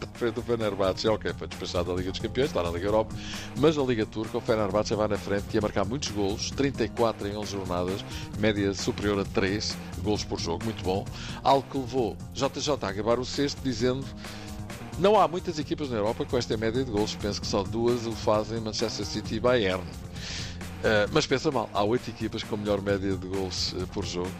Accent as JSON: {"language": "Portuguese", "country": "Portugal", "said": "Eu sou português"}